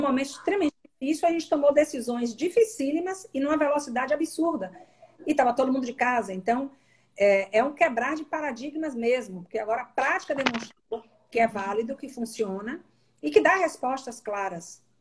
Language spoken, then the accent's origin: Portuguese; Salvador, Bahia, Brazil; moved away; eu sou baiana, sou natural de Salvador